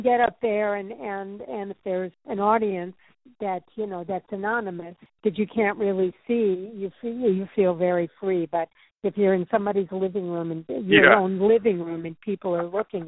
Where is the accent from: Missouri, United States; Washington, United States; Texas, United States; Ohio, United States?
Missouri, United States; St. Louis; moved away as an adult; now in New York, United States; I'm from St. Louis.